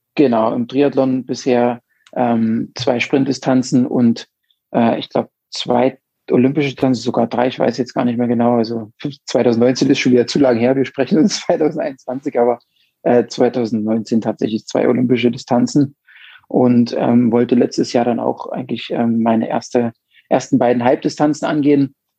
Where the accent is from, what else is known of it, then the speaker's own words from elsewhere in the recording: Mühlhausen, Thuringia, Germany; moved away as an adult; now in Munich, Germany; komme ursprünglich aus äh, Thüringen, ähm, ja, da er im Westthüringen ähm, geboren, in der Stadt Mühlhausen